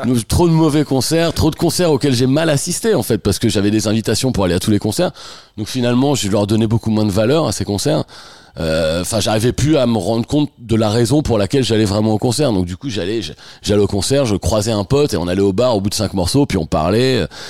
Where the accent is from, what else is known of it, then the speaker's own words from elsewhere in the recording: France; moved away as an adult; also born or lived in Picardy / Normandy / Touraine / Beaumont-en-Véron; now in Paris, France; Je suis né en Picardie, j'ai grandi en Normandie, et je suis arrivé à Paris euh, il y a 25 ans à peu près